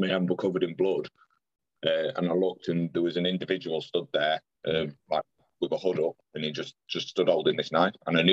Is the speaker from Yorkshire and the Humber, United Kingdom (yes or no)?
yes; Pudsey, Yorkshire and the Humber, United Kingdom; I'm from Pudsey